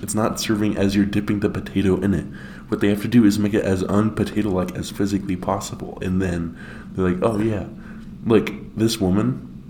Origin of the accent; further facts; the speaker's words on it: Pacific Northwest, United States; I grew up in the Pacific Northwest, which is potato central.